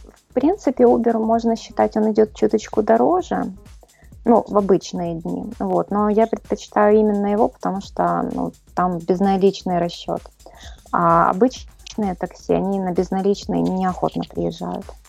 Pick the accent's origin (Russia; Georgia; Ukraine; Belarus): Ukraine; Kyiv; Я, к сожалению, никогда никуда не переезжала. Работаю в Киеве